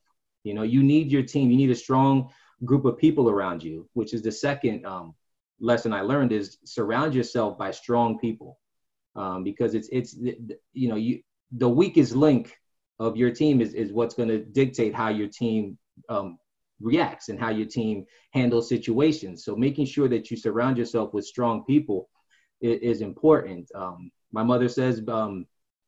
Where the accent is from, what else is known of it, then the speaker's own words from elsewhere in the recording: New Jersey, United States; now in Clarksville, United States; I'm originally from New Jersey. I was raised by a single mother